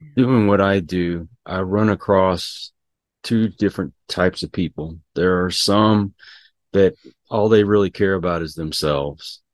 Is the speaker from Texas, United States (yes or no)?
yes; Houston, Texas, United States; I grew up around Houston and we were prone to get hurricanes.